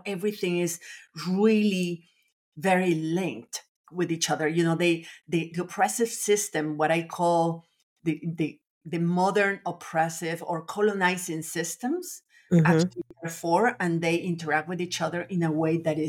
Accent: Nicaragua; also born or lived in France / Latin America; now in Austin, United States; I was born in France, but I was raised in Nicaragua, actually in different countries in Latin America, but mostly Nicaragua. So I feel Nicaraguan

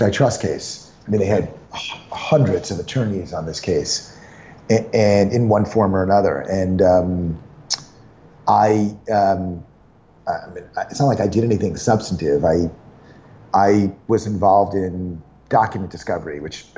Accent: Westchester, outside of New York City, United States; I grew up in Westchester, outside of New York City.

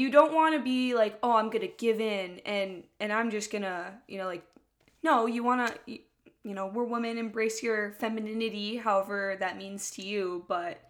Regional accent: Midwest, United States; we're from the Midwest

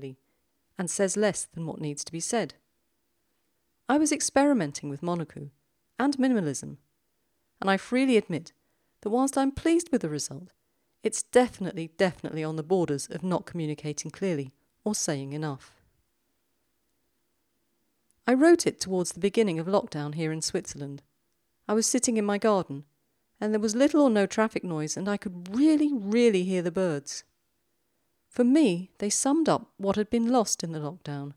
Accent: London, United Kingdom; accent: South London; my South London accent

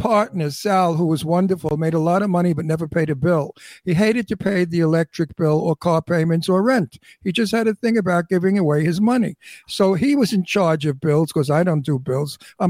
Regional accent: New York City, New York, United States; accent: old New York and old Brooklyn; also born or lived in Garden City, Long Island; now in Palm Springs, United States; I grew up in Brooklyn, Red Hook, with the hood.

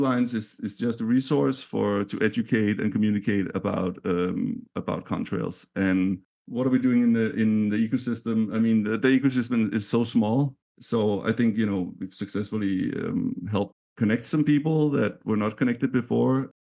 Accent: Denmark; now in San Francisco, United States; I'm from Denmark

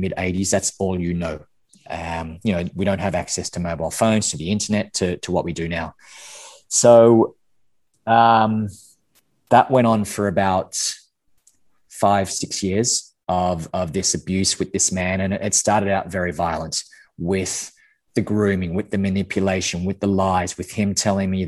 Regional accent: Canberra, Australian Capital Territory, Australia; I'm Australian, grew up in Canberra, which is the capital capital

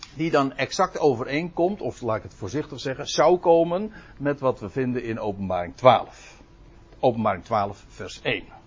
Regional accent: South Holland, Netherlands; Zuid-Holland. Maar daar hoor ik zelf dus bij

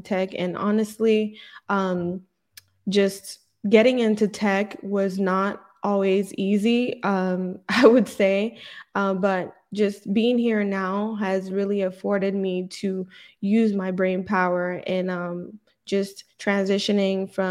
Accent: Nigeria; now in Texas, United States; so life in Nigeria was quite hard because at you know, somewhere along the line when I was still very young, my dad passed away.

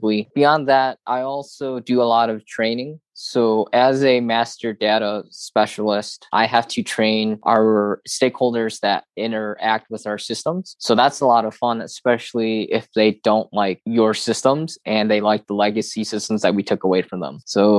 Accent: Midwest, United States; And so for me, growing up in the Midwest, I feel lucky because I haven't noticed this as much in regards to discrimination

